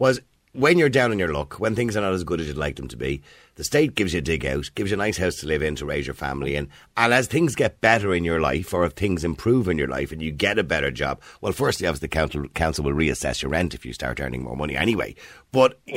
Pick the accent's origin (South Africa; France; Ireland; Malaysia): Ireland; Dublin, Leinster; I was from Edenmore